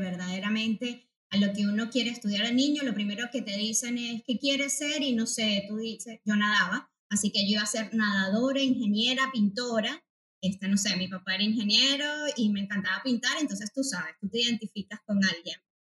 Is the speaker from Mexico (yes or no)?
no; Venezuela; moved away as an adult; now in Spain; soy psicóloga venezolana. Este, aquí un poco acogida por eh, el país español